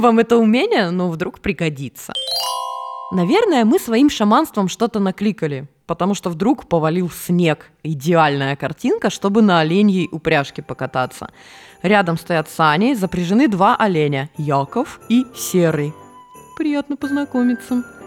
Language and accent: Russian; Norilsk, Krasnoyarsk Krai, Russia; moved away; Я выросла в Норильске, и у нас там бывало дуло так, что люди летали